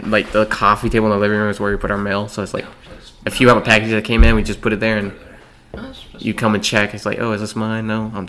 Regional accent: United States; We're American.

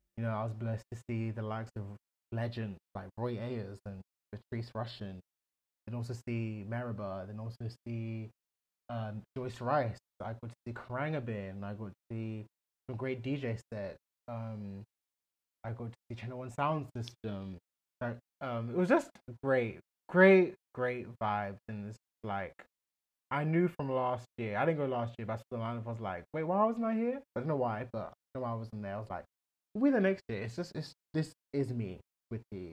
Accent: Nigeria; a Nigerian man

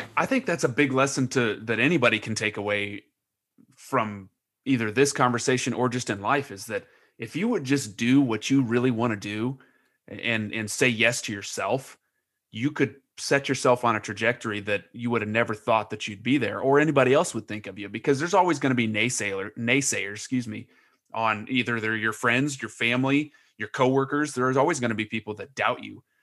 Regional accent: Lebanon, Indiana, United States; moved away; Lebanon, yes, it's my hometown and I, I still love it

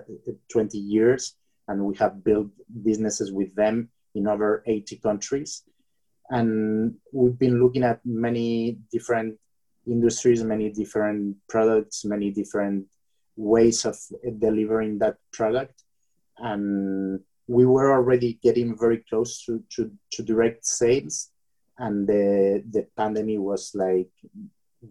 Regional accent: Bilbao, Basque Country, Spain; I come from Bilbao, which is north of Spain, and very close to the borderline with France.

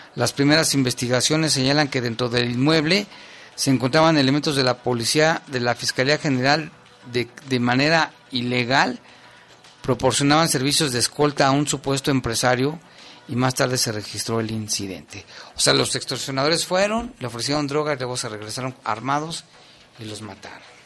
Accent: Mexico; somos los mexicanos

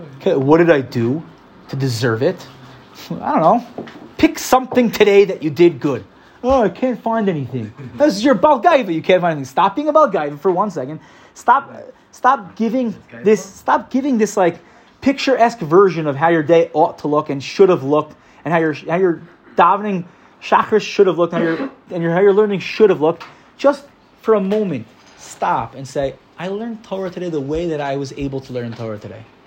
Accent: United States; now in Israel; I'm American, I'm a little American guy

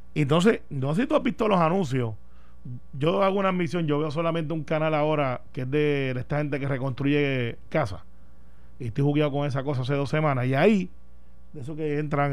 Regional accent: Puerto Rico; los ciudadanos que vivimos en Puerto Rico, que somos puertorriqueños

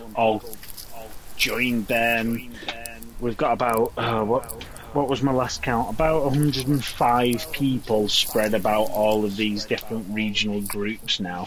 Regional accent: Warrington, North West England, United Kingdom; I am from Warrington, in the northwest, somewhere sandwiched between Manchester and Liverpool

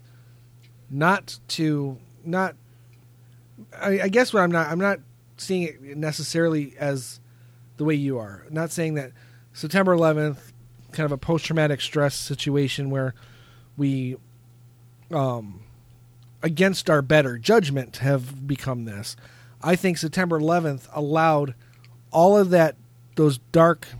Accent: United States; being an American

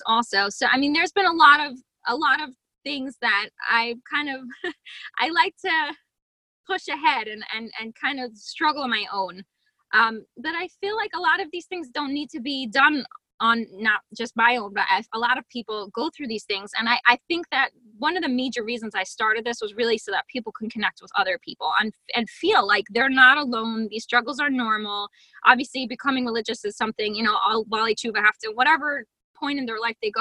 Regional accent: Harrisburg, Pennsylvania, United States; Harrisburg, Pennsylvania

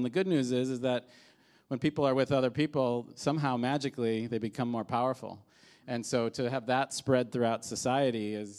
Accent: Midwest, United States; now in New York, United States; so I moved from the Midwest to New York and you know, was a few years into this, you know, living in New York.

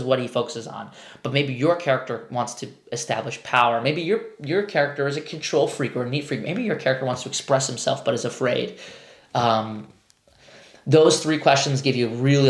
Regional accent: New York, United States; I'm a New Yorker. We always say you guys.

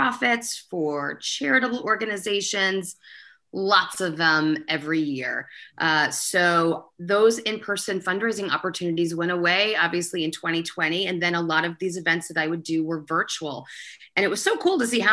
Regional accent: United States; also born or lived in Connecticut; I grew up in New York and Connecticut

